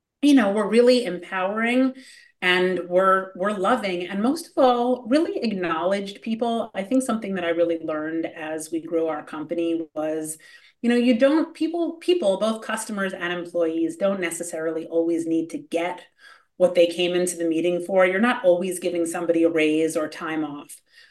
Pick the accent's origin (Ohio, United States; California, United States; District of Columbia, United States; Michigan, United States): California, United States; Hollywood; For me, I grew up in Hollywood, so it was sort of a war of attrition.